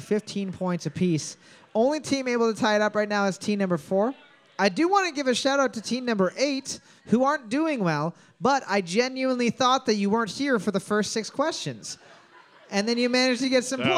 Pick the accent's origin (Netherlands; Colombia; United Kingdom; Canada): Canada; accent: Canadian; with a Canadian accent